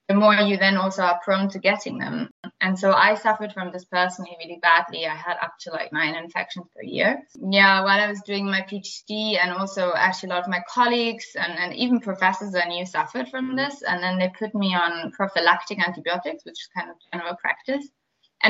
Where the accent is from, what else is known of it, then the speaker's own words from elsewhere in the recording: Berlin, Germany; accent: German; English is a second language; now in London, United Kingdom; I'm German, as you probably hear from my accent. I was born in Berlin